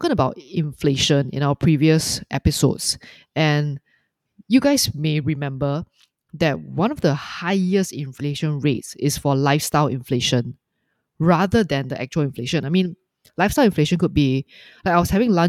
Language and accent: English; Singapore; I'm just speaking as a Singaporean, as a consumer